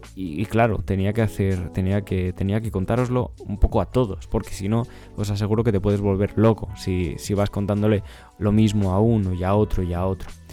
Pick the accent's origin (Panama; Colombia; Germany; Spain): Spain; Ávila, Castile and León; Yo soy de Ávila.